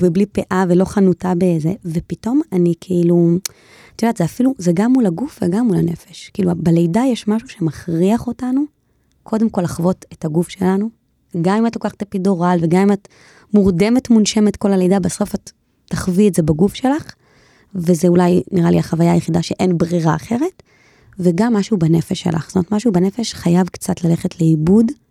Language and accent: Hebrew; Jerusalem, Jerusalem District, Israel; אנחנו ירושלמים